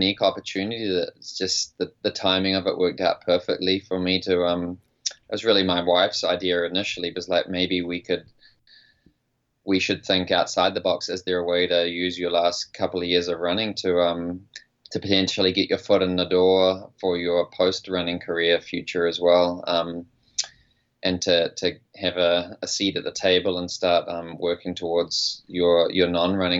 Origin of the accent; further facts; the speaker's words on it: New Zealand; now in United States; I'm a New Zealander who's based in America